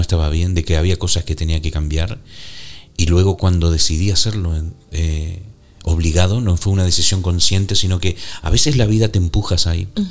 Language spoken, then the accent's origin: Spanish; Argentina; moved away as an adult; also born or lived in Canary Islands / New York / northern Spain; yo nací en Argentina. Eh, viví ahí hasta los 30 años